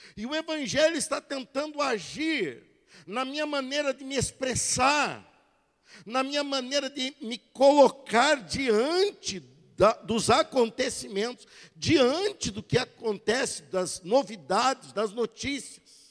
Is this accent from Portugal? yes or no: no; Brazil; somos brasileiros